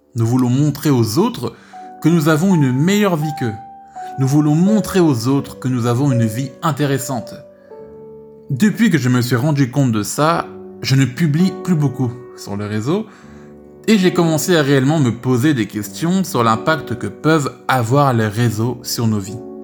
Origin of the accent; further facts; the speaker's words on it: France; ma vie en France en tant que français